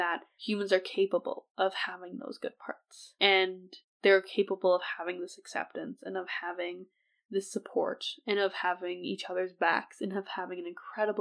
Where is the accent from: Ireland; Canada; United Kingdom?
Canada; I'm from Canada